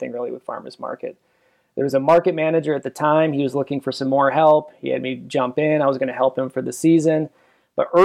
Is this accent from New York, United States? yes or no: no; Minneapolis–Saint Paul, Minnesota, United States; moved away as an adult; now in Minot, United States; I'm originally from the Twin Cities, Minnesota